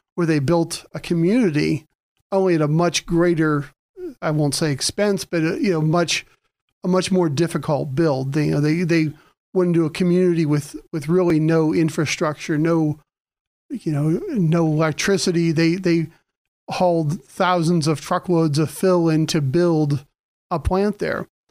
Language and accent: English; Mercer County, Pennsylvania, United States; moved away as an adult; also born or lived in Erie, Pennsylvania; I was started out in Mercer County